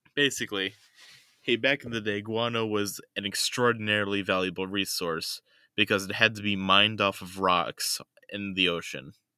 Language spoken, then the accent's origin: English; United States; I'm an American